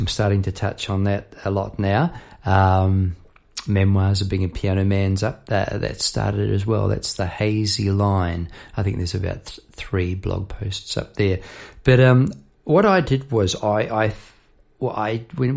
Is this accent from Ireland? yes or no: no; New Zealand; now in Australia; I'm from New Zealand